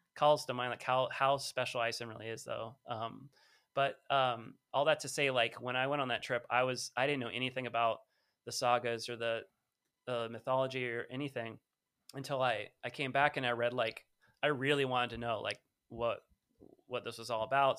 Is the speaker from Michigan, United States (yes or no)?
no; California, United States; I'm from California. I was